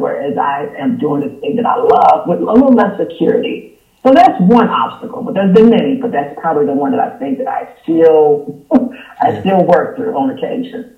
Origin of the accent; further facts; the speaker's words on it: Louisville, Kentucky, United States; moved away as an adult; also born or lived in Los Angeles, California; now in Atlanta, United States; my hometown is Louisville, Kentucky